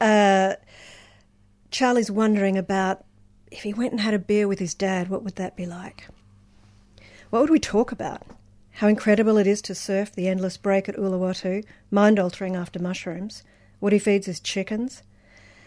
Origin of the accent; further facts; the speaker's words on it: Brisbane, Queensland, Australia; moved away; I grew up in Brisbane.